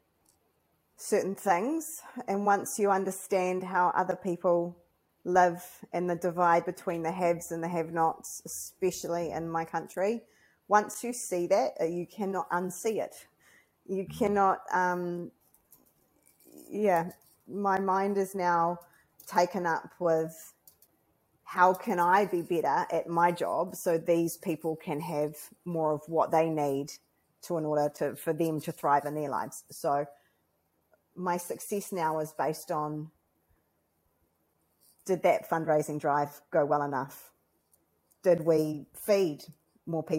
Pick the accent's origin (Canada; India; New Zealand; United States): New Zealand; as a New Zealander, as somebody who came here second